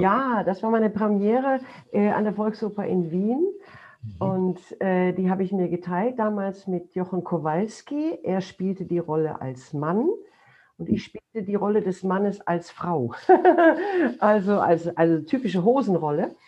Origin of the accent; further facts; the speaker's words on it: Duisburg, North Rhine-Westphalia, Germany; in Duisburg gespielt, meiner Heimatstadt